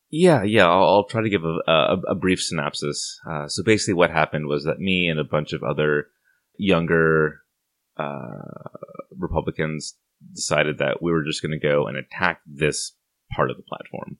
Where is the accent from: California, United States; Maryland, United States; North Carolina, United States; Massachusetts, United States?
California, United States; Santa Barbara; moved away as an adult; now in Portland, United States; I left my hometown of Santa Barbara, California